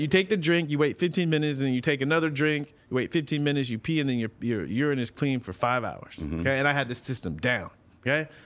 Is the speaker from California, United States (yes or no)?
yes; San Diego, California, United States; now in Los Angeles, United States; growing up in San Diego